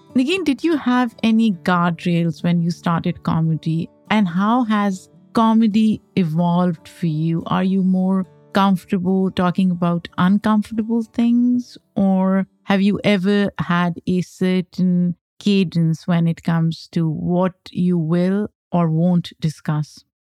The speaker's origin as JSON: {"language": "English", "country": "Pakistan", "tie": "born or raised there", "moved": "yes", "lives_now": "United States", "said": "I grew up in Pakistan, came to the U S as an immigrant"}